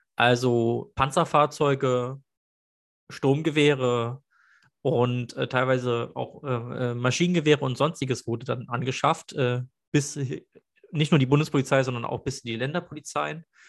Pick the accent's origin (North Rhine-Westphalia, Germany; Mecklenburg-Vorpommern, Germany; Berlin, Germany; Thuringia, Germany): Berlin, Germany; ich bin Berliner